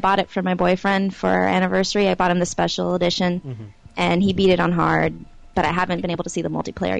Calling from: North Carolina, United States; I'm calling from North Carolina.

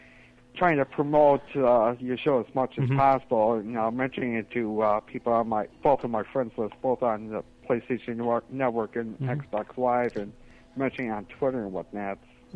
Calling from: Buffalo, New York, United States; Hi, this is … from Buffalo, New York.

